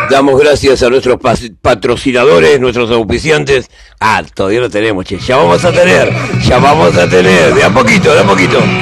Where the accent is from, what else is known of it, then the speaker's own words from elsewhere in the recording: Argentina; como argentino